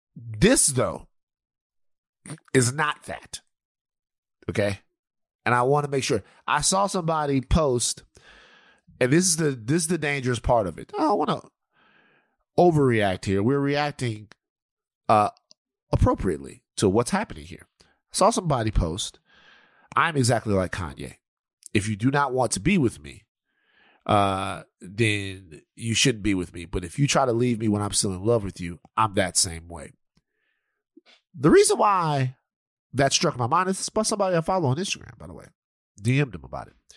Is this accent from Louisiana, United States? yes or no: yes; South Louisiana, United States; I'm from not Mississippi, but I'm from Louisiana.